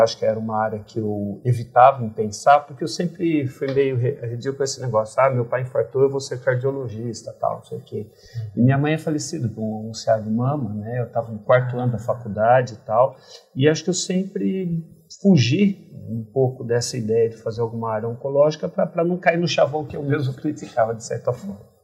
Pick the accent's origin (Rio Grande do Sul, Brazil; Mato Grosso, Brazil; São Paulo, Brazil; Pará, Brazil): São Paulo, Brazil; Tupã; moved away; nasci em Tupã, uma cidade pequena no interior do estado de São Paulo